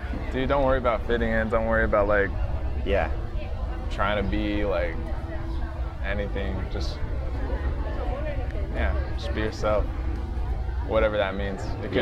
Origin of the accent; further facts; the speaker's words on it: United States; we're American too, like straight up, like, you know, I'm not, I'm American